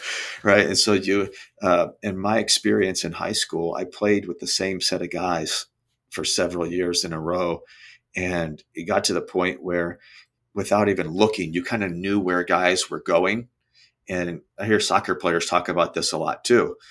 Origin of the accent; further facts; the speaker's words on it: Brownsburg, Indiana, United States; moved away as an adult; also born or lived in Ohio / Cincinnati / Chicago; now in Naples, United States; Grew up in uh, a town outside of Indianapolis called Brownsburg, so central Indiana